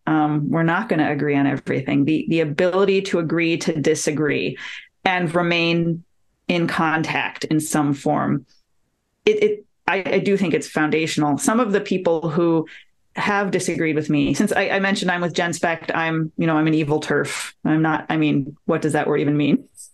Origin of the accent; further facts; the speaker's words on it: Detroit, Michigan, United States; moved away as an adult; My hometown is Detroit. I lived there until I got a job with the federal government and I moved here in 2013